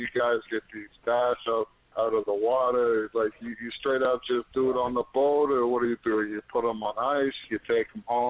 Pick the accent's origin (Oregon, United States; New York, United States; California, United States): New York, United States; moved away as an adult; also born or lived in Boston; now in Connecticut, United States; I'm from New York. I've done work up in Boston. I'm living in Connecticut now.